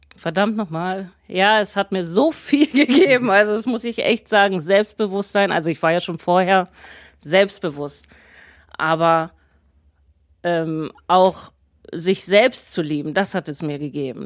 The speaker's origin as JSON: {"language": "German", "town": "Braunschweig", "region": "Lower Saxony", "country": "Germany", "said": "Ich bin aus Braunschweig, 36 Jahre alt"}